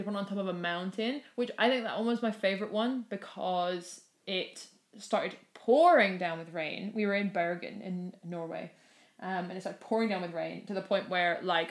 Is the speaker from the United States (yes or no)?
no; Scotland, United Kingdom; we're Scottish, so we shouldn't be afraid of the rain.